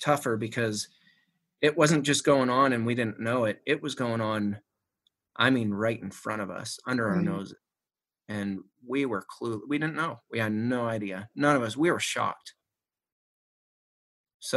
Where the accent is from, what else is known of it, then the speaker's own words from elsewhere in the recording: Shanksville, Pennsylvania, United States; Mom still lives in the house that we grew up in Shanksville